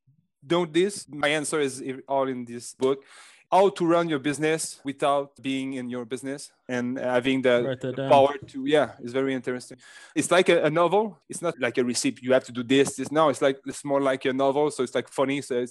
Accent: Canada; accent: French Canadian; English is a second language; For example, I'm French Canadian, like you can hear with my big accent.

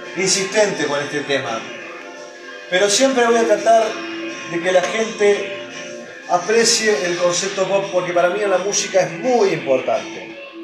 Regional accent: Argentina; soy más argentino que dulce de leche

